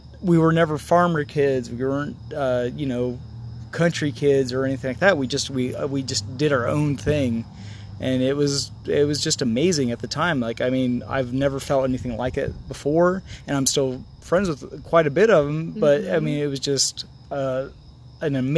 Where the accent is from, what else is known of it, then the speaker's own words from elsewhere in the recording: Holcomb, Kansas, United States; I grew up in Holcomb, Kansas.